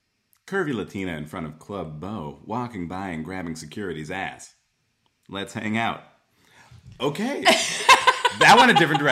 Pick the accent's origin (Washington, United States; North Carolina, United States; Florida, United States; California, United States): Washington, United States; Bothell; now in Portland, United States; I'm from Bothell, Washington.